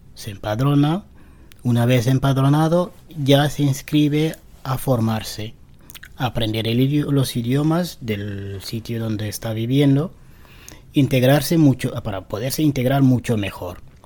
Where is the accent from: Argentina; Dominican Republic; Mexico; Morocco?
Morocco; first language Tarifit; Spanish is a second language; now in Spain; Yo soy marroquí yo vengo a España para cambiar eh, mi vida